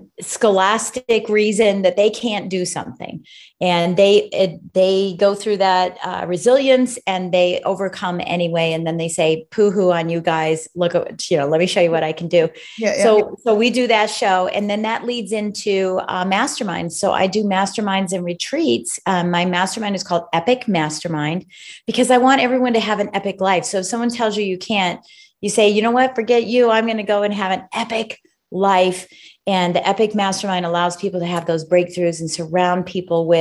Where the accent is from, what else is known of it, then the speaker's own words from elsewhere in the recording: D.C., Virginia, United States; I'm from the United States. From the United States. I'm right outside of Washington, D.C. on the East Coast in beautiful Virginia. And so that's where I'm from.